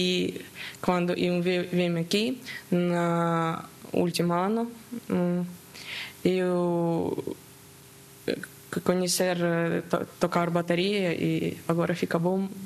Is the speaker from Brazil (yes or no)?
no; Mariupol, Donetsk Oblast, Ukraine; Portuguese is a second language; moved away as an adult; now in Azores, Portugal; Sou ucraniana, cidade de Mariupol. Eu tenho 23 anos. Eu, eu moro aqui há ah, um ano e três meses.